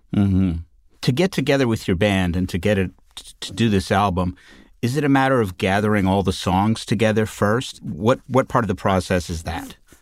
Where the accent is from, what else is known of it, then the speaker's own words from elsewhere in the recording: Southern Ontario, Canada; I grew up in Southern Ontario